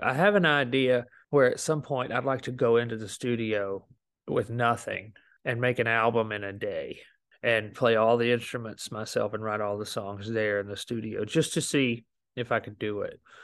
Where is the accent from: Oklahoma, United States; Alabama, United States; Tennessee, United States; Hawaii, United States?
Alabama, United States; moved away as an adult; also born or lived in Memphis; I came from Alabama